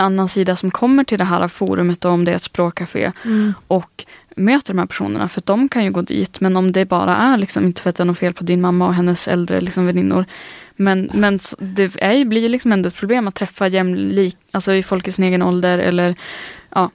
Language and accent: Swedish; northern Sweden, Sweden; jag är från norra Sverige